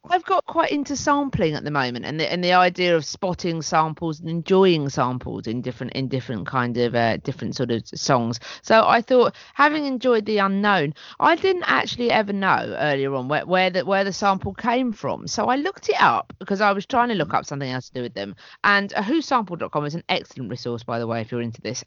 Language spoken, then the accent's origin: English; St Leonards-on-Sea, South East England, United Kingdom; in my hometown recently in st leonard's